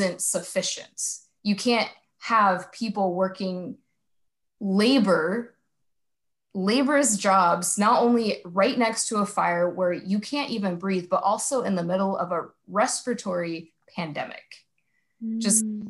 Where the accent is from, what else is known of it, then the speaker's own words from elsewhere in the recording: Salinas Valley, California, United States; I'm from the Salinas Valley area